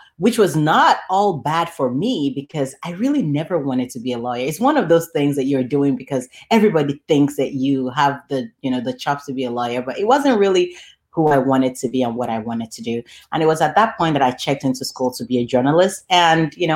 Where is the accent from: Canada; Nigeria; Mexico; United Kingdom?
Nigeria; Lagos; now in Chicago, United States; I was raised and born and raised in Lagos, Nigeria